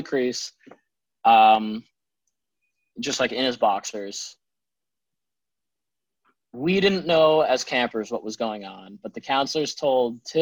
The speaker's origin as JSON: {"language": "English", "town": "Holden", "region": "Massachusetts", "country": "United States", "tie": "born or raised there", "also_born_or_lived": "New Jersey", "said": "to hail from Holden, Massachusetts."}